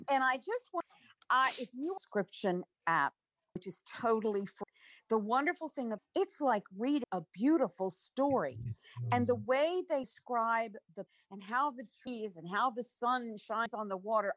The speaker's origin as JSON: {"language": "English", "region": "Maryland", "country": "United States", "tie": "born or raised there", "said": "I Grew up in Maryland along Chesapeake Bay."}